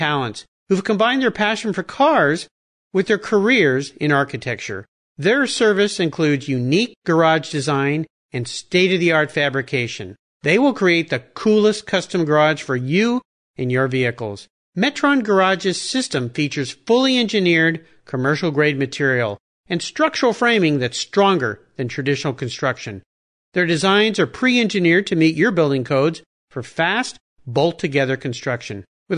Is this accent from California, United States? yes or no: yes; San Diego, California, United States; when I was a kid growing up in San Diego